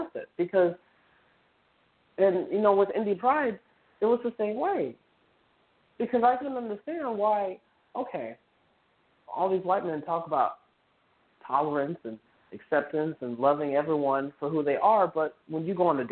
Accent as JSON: {"language": "English", "town": "South Bend", "region": "Indiana", "country": "United States", "moved": "as an adult", "lives_now": "Indianapolis, United States", "said": "I moved here in 2013 from South Bend. That's where I'm originally from"}